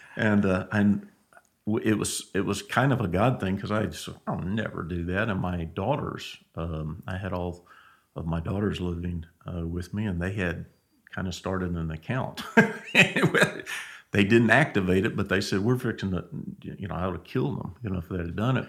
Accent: Angleton, Texas, United States; I grew up in Angleton, Texas.

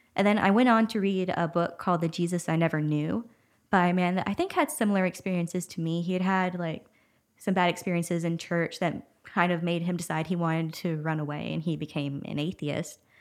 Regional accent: Huntington, Texas, United States; moved away as an adult; now in Nacogdoches, United States; my hometown, Huntington. It was about forty-five minutes or an hour away.

